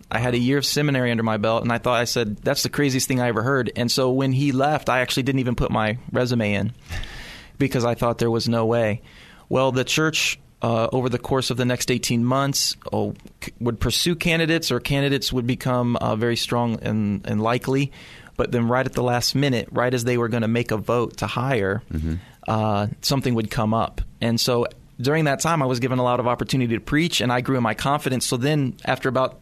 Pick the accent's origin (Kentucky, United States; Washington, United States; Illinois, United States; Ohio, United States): Kentucky, United States; Louisville; moved away as an adult; also born or lived in Missouri; now in San Anselmo, United States; I grew up in Louisville, Kentucky.